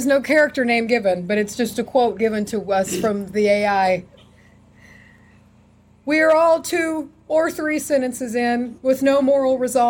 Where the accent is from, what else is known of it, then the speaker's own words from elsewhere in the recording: Texas, United States; We're from Texas